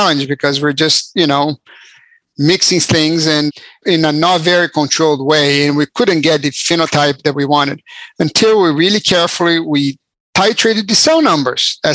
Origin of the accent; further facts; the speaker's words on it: Brazil; moved away as an adult; now in United States; I'm actually from Brazil. I moved to the US when I was 18 to go to college.